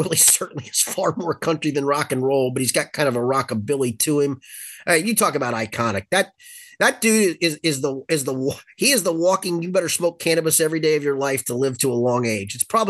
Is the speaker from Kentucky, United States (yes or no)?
yes; Crestview Hills, Kentucky, United States; they finally did find a nice house in the neighborhood that you and I grew up in Crestview Hills.